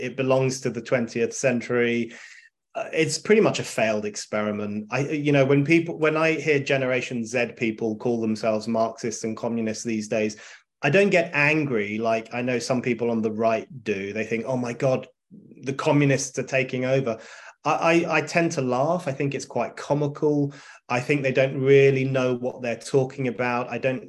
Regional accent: London, United Kingdom; I grew up in North London, in a tiny part of North London called Burnt Oak, which no one has ever heard of, including people who live in London.

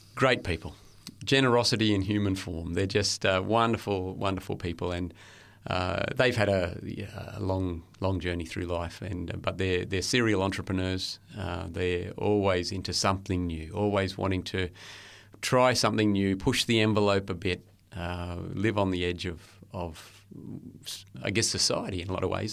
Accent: Lockyer Valley, Queensland, Australia; also born or lived in Brisbane; Born in Brisbane, yeah, and, uh, was there until I was four or five years old. And then we moved out to the Lockyer Valley, so a little bit west of Brisbane, about an hour west, and, uh, grew up

